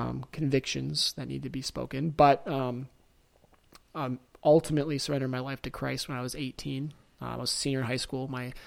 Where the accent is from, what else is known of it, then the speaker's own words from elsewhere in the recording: Detroit, Michigan, United States; I grew up locally here in Metro Detroit. Shout out 313.